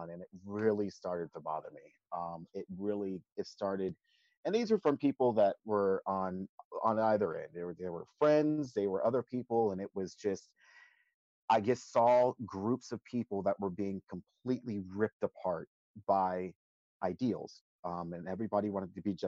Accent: the South, United States; Growing up in the South

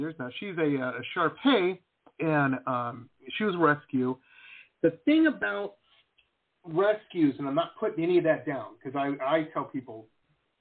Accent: Detroit, Michigan, United States; So I grew up in Metro Detroit, very rough town.

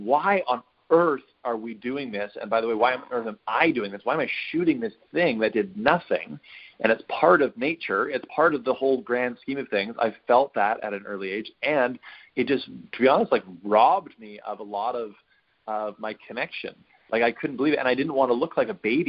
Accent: Western Canada, Canada; I grew up in Western Canada

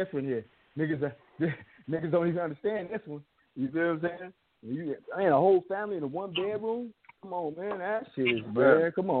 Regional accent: Chicago, Illinois, United States; Like, I come from Chicago, and my whole family came out here, you know what I'm saying?

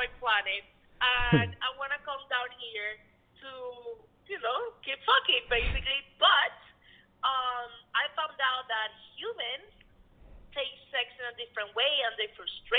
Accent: Cuba; now in United States; I was born in Cuba

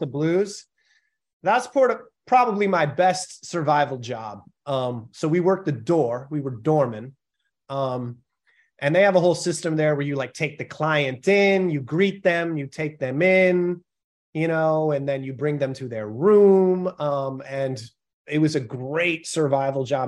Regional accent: Pacifica, California, United States; moved away; also born or lived in San Francisco; I grew up in Pacifica, which is like, eh, ten minutes outside of, uh, the city limits.

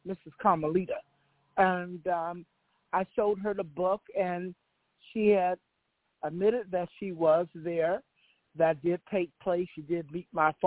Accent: Los Angeles, California, United States; I was born in Hollywood, Cedars 11

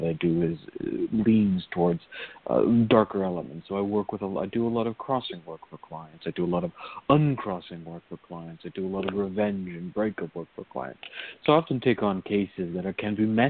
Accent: Virginia, United States; growing up in Virginia

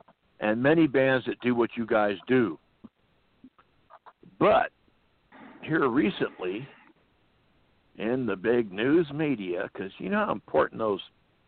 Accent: California, United States; I was born and raised in California. That's about the motherfucking far away from the South and any of that shit you can get.

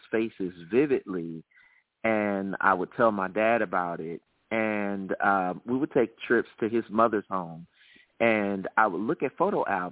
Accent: Birmingham, Alabama, United States; I am from the South. I am a native of Birmingham, Alabama.

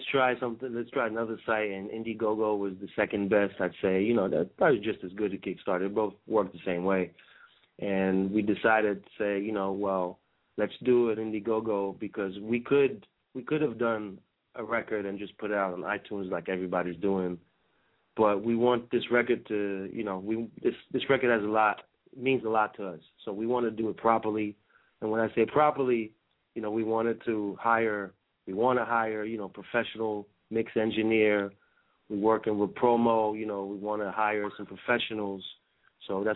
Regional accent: France; moved away; also born or lived in Brazil; I'm originally from France

